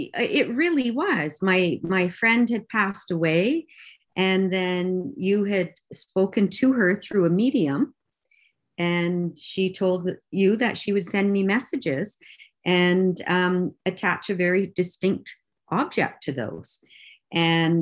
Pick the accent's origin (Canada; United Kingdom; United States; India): Canada; Windsor, Ontario; moved away as an adult; now in British Columbia, Canada; I'm originally from Windsor, Ontario, and moved to BC in 1983 when I was 20 years old